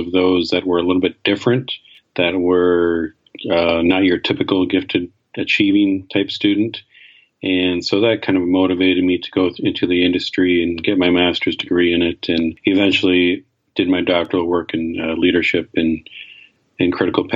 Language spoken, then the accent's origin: English; Canada; I grew up in Canada